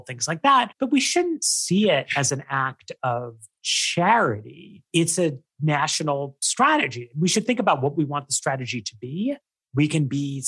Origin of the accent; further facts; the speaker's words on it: New York City, New York, United States; I grew up in New York City.